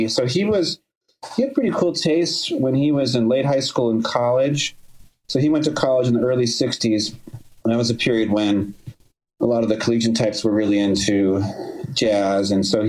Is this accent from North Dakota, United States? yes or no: yes; Minot, North Dakota, United States; also born or lived in Austin, Texas; I was born in Austin, but I don't really have childhood memories from Austin. My parents were divorced, but before that, they moved to Minot, North Dakota, which is a small city in the center of North Dakota.